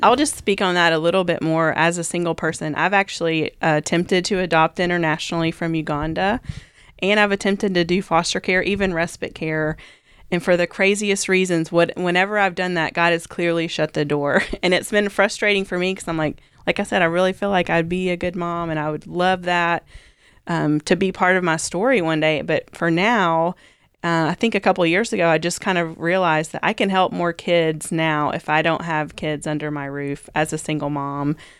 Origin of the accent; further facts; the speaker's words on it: Kentucky, United States; growing up in, uh, the culture that I grew up in, I just assumed I'm from Kentucky